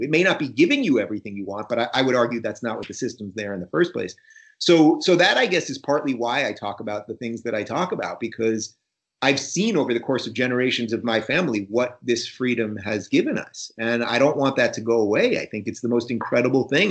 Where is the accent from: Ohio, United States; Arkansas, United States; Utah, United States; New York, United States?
New York, United States; Long Island; also born or lived in Brooklyn, New York; My folks moved to Long Island in about 79